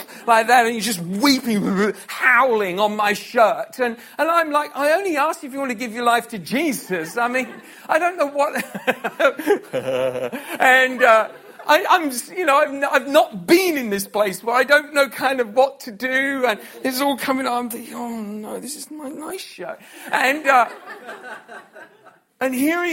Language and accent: English; United Kingdom; So that's the natural rules for which our society is raised and I was raised